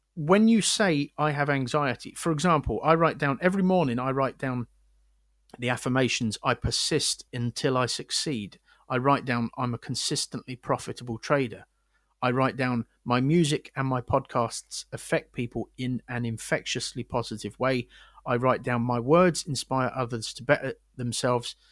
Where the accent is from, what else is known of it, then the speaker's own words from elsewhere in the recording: Windsor, South East England, United Kingdom; moved away; I'm from Windsor originally, where there's two barracks.